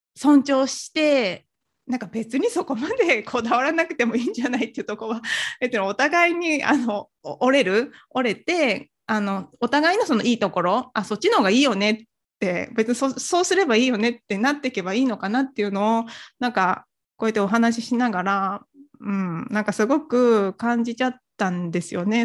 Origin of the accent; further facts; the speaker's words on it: Nagoya, Aichi, Japan; also born or lived in Kyoto; 私、あのずっとこう、名古屋で育ってきて、まあ、大学は京都行ってましたけど、まあ、基本的にこう、東海圏の育ちでして